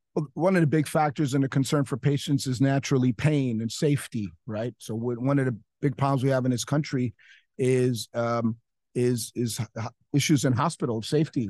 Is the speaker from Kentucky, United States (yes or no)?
no; New York City, New York, United States; now in Miami, United States; I'm a New Yorker